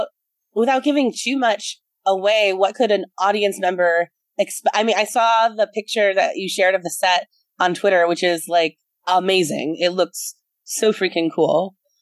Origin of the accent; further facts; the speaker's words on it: Wisconsin, United States; I grew up in Wisconsin and a more liberal part of Wisconsin